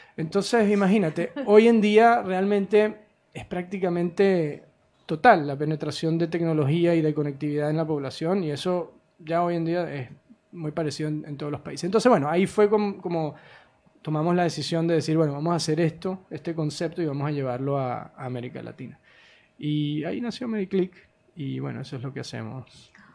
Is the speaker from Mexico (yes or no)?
no; Venezuela; moved away as an adult; also born or lived in United States; Yo soy venezolano originalmente